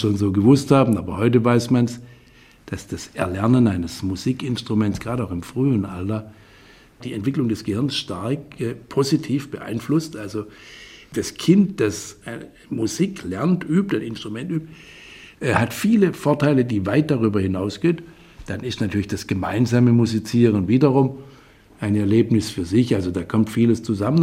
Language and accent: German; Hornberg, Baden-Württemberg, Germany; also born or lived in Gengenbach; in einer Kleinstadt in Hornberg im Schwarzwald, die Stadt des Hornberger Schießens, also eine bedeutende Stadt, äh, wo meine Heimat ist